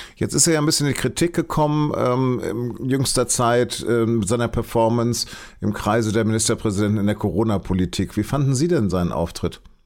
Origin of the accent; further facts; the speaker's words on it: Hanover, Lower Saxony, Germany; now in Munich, Germany; man hört es, ich bin Hannoveraner und bin kein Bayer, obwohl ich sozusagen für die Süddeutsche Zeitung arbeite und in München sitze